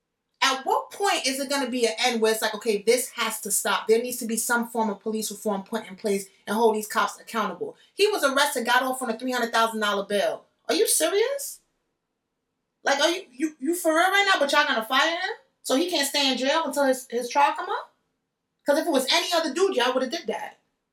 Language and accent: English; Jamaica; Like, I'm Jamaican. People know I'm loud.